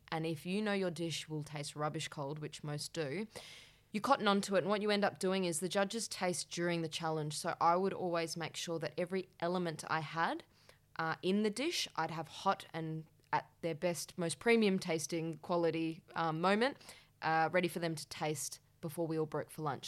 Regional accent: Perth, Western Australia, Australia; moved away as an adult; now in Melbourne, Australia; So I moved from Perth to Melbourne, and I, at the same time, was moving out of home. I'd never lived out of home in Perth

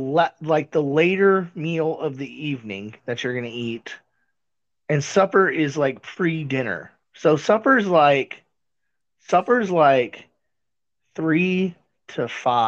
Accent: Missouri, United States; I was born in Missouri

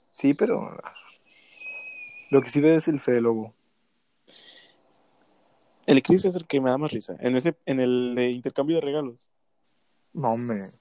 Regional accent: Mexico City, Mexico; No, veía mucho los chilangos. Somos chilangos.

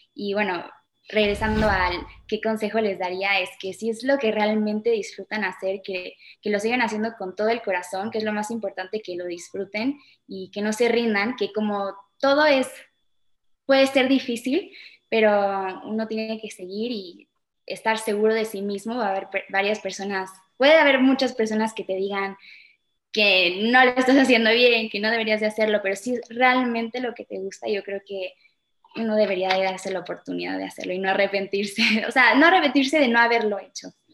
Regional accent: Chile; also born or lived in Mexico / England; now in Mexico City, Mexico; nos fuimos con ella en el 2010 a Chile, entonces, y bueno, ahí siempre crecí

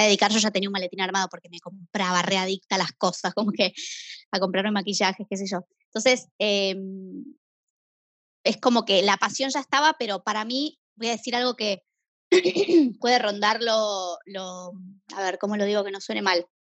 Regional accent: Buenos Aires, Argentina; soy de Buenos Aires, tengo 32 años

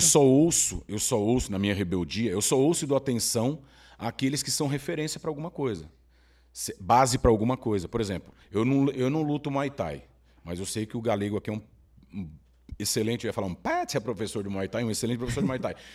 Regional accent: São Paulo, Brazil; Eu cresci na Cracolândia.

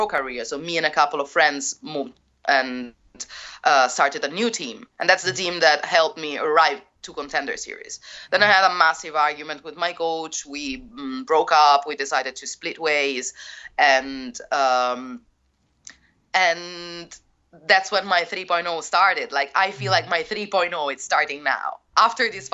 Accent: Rome, Lazio, Italy; English is a second language; my hometown, because I didn't want to come back to Rome. So I came back to Rome.

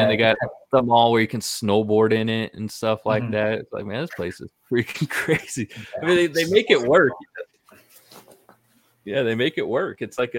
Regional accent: Northern California, United States; I'm from California, Northern California originally.

